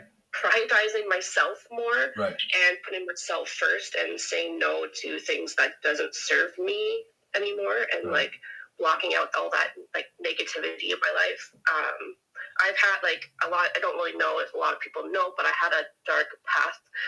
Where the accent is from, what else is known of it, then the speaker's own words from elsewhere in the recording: Kelowna, British Columbia, Canada; moved away as an adult; now in Surrey, Canada; So I'm from Canada. Born and raised in Kelowna, but I'm currently living in Surrey, BC.